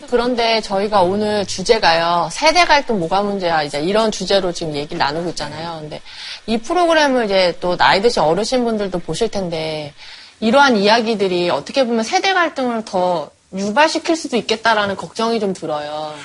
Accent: Suwon, Gyeonggi Province, South Korea; 경기도 수원이요

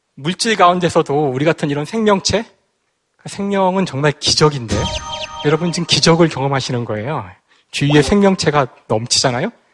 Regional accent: Seoul, South Korea; 고향은 서울이고요.

